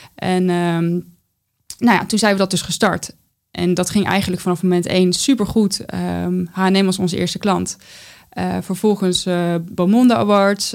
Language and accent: Dutch; North Brabant, Netherlands; born or raised there; now in The Hague, Netherlands